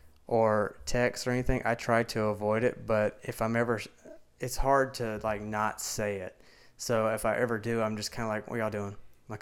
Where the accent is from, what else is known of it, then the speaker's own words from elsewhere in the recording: United States; accent: country, southern; So, a lot of people talk about my accent and how much is like a country accent, southern accent, but you should have heard me like 6 years ago.